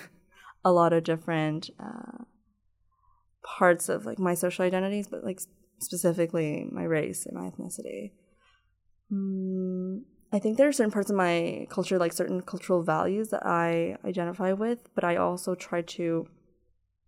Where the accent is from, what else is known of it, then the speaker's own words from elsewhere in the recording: Toronto, Ontario, Canada; I was like always in like the GTA, and a lot of the people in my school didn't speak my language